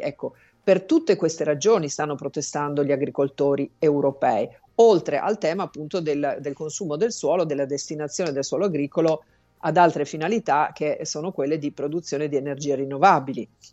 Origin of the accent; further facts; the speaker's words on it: Sicily, Italy; in Sicilia da dove vengo io